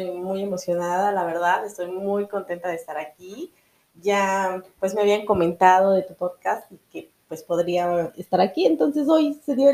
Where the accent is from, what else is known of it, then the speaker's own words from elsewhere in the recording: Zacatelco, Tlaxcala, Mexico; Soy originaria de Zacatelco, Tlaxcala. Eh, es un municipio muy pequeño, es un estado, es el estado más pequeño, de hecho, de la República.